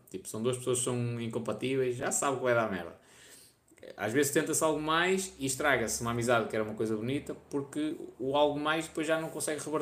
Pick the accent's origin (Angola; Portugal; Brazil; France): Portugal; Vila Nova de Gaia, Norte; also born or lived in Porto; Sou de Gaia, nascida no Porto. Ainda no outro dia estive em Gaia.